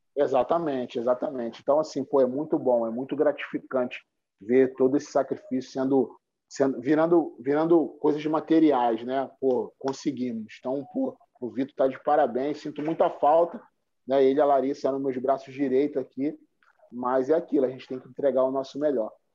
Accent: Rio de Janeiro, Brazil; eu cresci aqui na Cidade de Deus

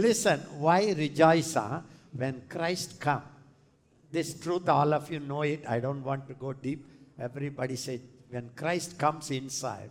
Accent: India; I am from India

